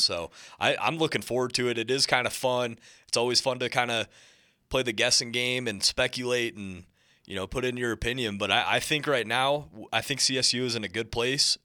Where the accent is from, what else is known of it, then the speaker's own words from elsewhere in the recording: Montana, United States; moved away; I'm from Montana